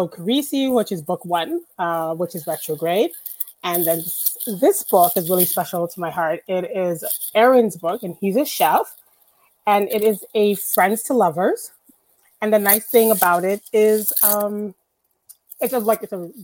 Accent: Canada; I'm a Canadian author, and the majority of my books will be set in Canada

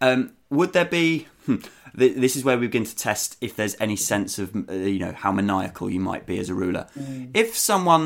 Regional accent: Thanet, South East England, United Kingdom; we're all from Thanet

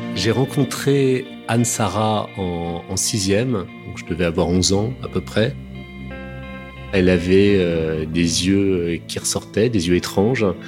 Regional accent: Paris, Île-de-France, France; also born or lived in French provinces (unspecified); j'ai d'abord été élevé dans une cité HLM en province. Et ensuite, à la suite de la séparation de mes parents, quand j'avais 7 ans, l'âge de raison, je me suis retrouvé dans l'hôtel particulier du 16e arrondissement de mes grands-parents maternels.

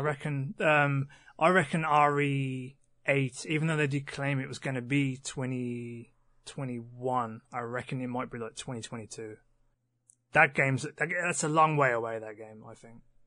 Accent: West Midlands, United Kingdom; we're the Midlands. We're, we're, we're kind of in the middle

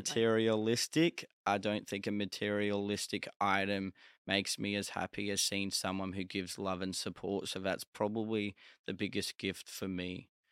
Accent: Australia; I was from Australia

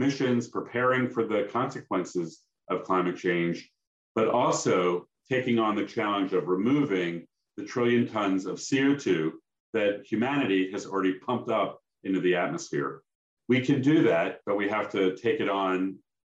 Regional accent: Philadelphia, Pennsylvania, United States; I grew up in Philadelphia

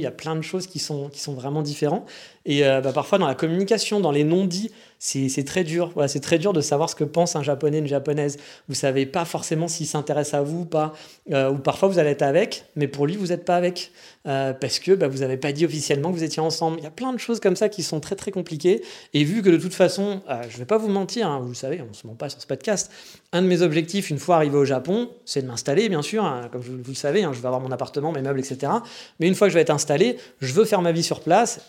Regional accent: France; moved away as an adult; also born or lived in Japan; Je savais pas que j'étais français

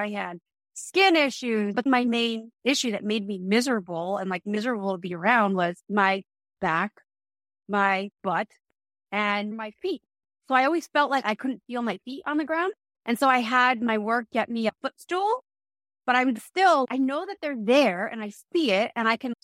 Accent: New Jersey, United States; moved away; also born or lived in New York; I'm from New Jersey

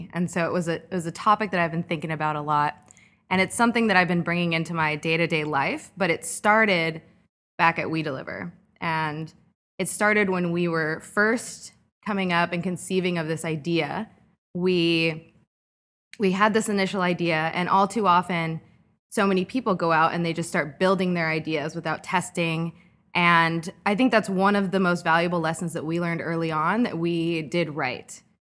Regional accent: Costa Mesa, California, United States; moved away as an adult; now in Chicago, United States; I'm from Costa Mesa.

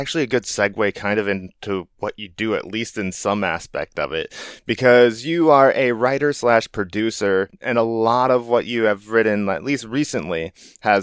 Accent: Midwest, United States; moved away; being from the Midwest originally

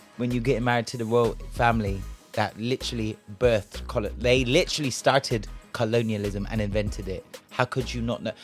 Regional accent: Bristol, South West England, United Kingdom; Now, me, I was from Bristol, yeah. I am from Bristol

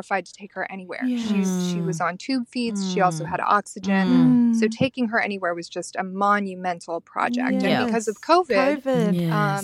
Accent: the most northeastern part of America, United States; I am a P from the States

